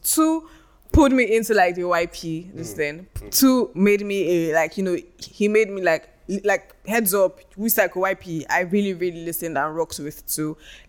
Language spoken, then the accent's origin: English; Nigeria; where we are right now as a country, and our headspace generally as Nigerian youths.